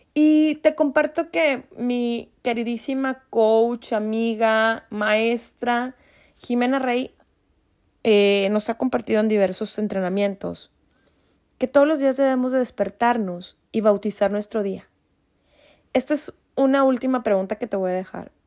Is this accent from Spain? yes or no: no; Mexico; nosotros como mexicanos